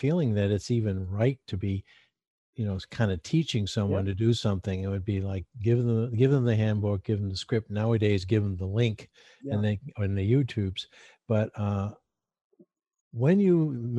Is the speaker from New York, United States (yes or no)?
no; Portland, Maine, United States; I grew up in Portland, not far from there